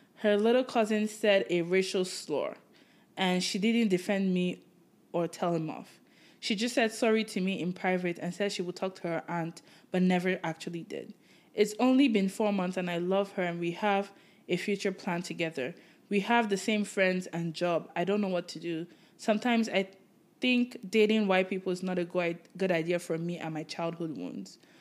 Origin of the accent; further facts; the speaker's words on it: Nigeria; now in Canada; I grew up in Nigeria, and it's a majority black